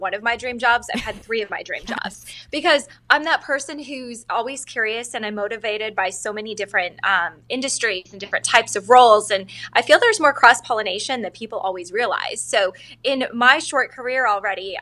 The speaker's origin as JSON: {"language": "English", "region": "Northwest Montana", "country": "United States", "tie": "born or raised there", "also_born_or_lived": "Los Angeles", "moved": "as an adult", "lives_now": "Phoenix, United States", "said": "I'm originally from Montana. I was born and raised in Northwest Montana, so huge switch weather-wise"}